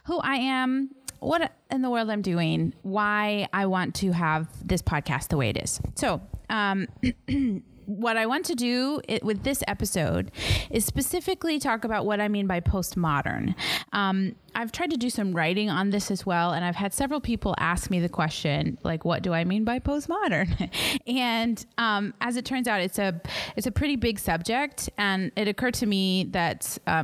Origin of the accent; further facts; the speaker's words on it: Dallas, Texas, United States; moved away as an adult; also born or lived in Fort Worth area, Texas / Austin area, Texas; now in Sierra Leone; I come from the Dallas area in Texas in the United States, North Dallas, originally.